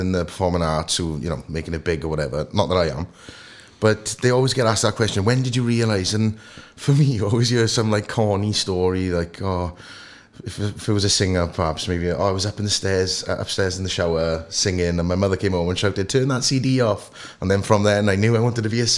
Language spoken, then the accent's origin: English; Port Talbot, Wales, United Kingdom; I'm from Sam Fields, born and bred. Went to Sam Fields Comp.